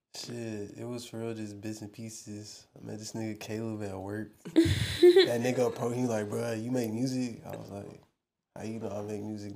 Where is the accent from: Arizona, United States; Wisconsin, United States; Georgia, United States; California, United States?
Georgia, United States; now in Texas, United States; I'm not from Texas. I'm from Georgia